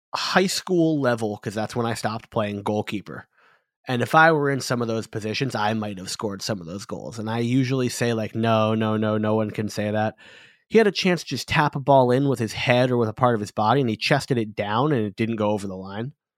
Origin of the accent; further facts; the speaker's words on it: United States; I, as an American